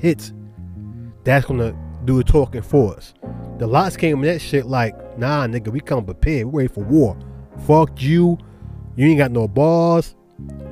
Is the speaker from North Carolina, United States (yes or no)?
yes; Charlotte, North Carolina, United States; accent: New York; also born or lived in Brooklyn, New York; Even though I was raised in Charlotte, I still got the New Yorker in me